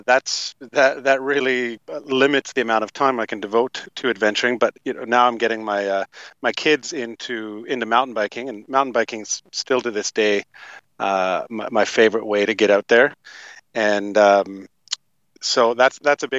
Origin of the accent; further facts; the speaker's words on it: Toronto, Ontario, Canada; moved away as an adult; also born or lived in Fernie, British Columbia; grew up in Toronto, Canada, Toronto, Ontario, Canada.